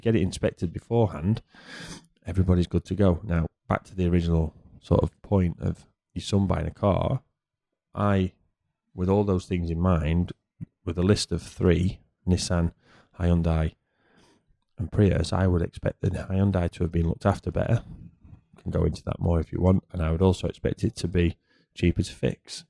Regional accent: United Kingdom; moved away; as a Brit

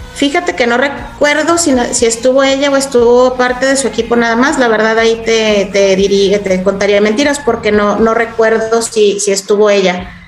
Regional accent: Chihuahua, Mexico; moved away as an adult; also born or lived in Kyiv, Ukraine / Budapest, Hungary; Yo soy originaria de Chihuahua y justamente le decía a Mike que eh, yo tenía 17 años que no vivía aquí

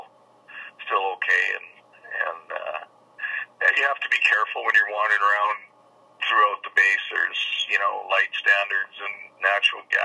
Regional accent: Quill Lake, Saskatchewan, Canada; I'm from Quill Lake originally

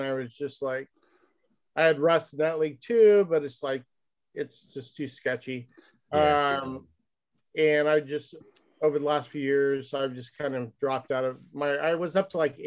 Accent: Northern California, United States; moved away as an adult; now in Spokane, United States; I grew up in California

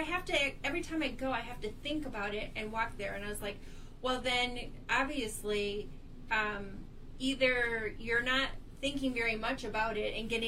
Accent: Michigan, United States; moved away; I'm from Michigan

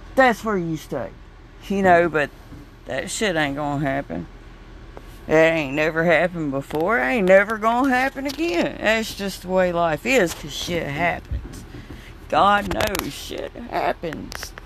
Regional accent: the South, Southern United States, United States; accent: Southern; my accent here because we got another Southern Belle

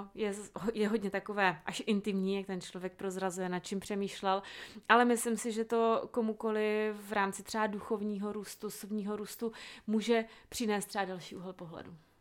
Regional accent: South Moravian Region, Czechia; jsem z Jižní Moravy

